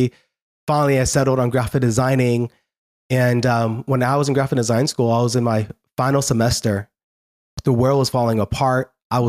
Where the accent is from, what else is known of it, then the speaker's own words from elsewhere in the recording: Newark, New Jersey, United States; born there; I'm not leaving America. I'm born in Newark, New Jersey. So I'm Asian in looks, but I'm very American in blood. And I said, I have no idea. I can't even speak Tibetan.